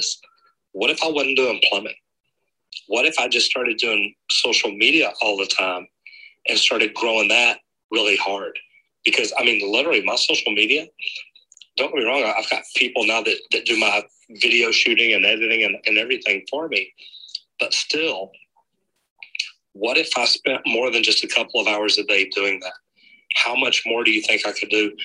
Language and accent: English; Dallas, Texas, United States; Here in Dallas, my hometown